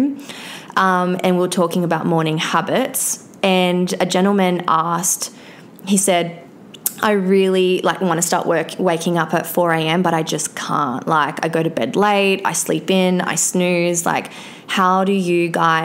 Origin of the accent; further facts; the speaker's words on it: Australia; I'm from Australia.